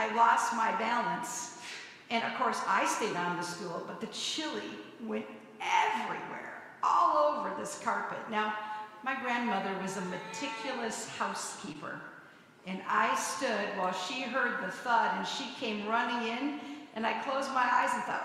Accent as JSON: {"language": "English", "region": "Hawaii", "country": "United States", "tie": "born or raised there", "said": "I grew up in Hawaii, in missionaries"}